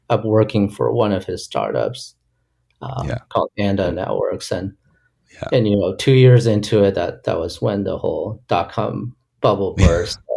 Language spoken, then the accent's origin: English; Andover, Massachusetts, United States; also born or lived in Liberia; growing up in Boston, we we lived in a suburb just north of Boston. Yeah, uh, it's in a town called Andover.